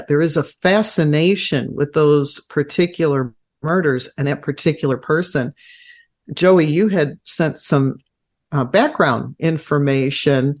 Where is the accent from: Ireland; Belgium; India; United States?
United States; Chicago, Illinois